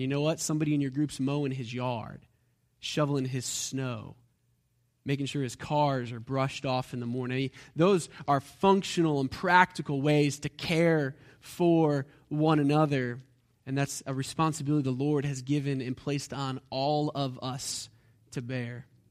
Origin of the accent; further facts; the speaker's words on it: United States; because we're American